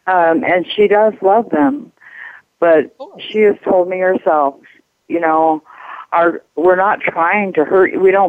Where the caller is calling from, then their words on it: Albuquerque, New Mexico, United States; Albuquerque, New Mexico.